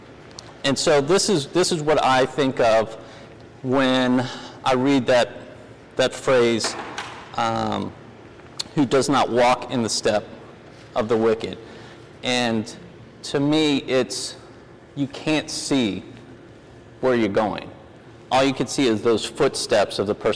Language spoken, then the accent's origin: English; New Orleans, Louisiana, United States; moved away as an adult; also born or lived in Denver, Colorado; now in Charlotte, United States; I actually grew up in New Orleans, is where I was born and raised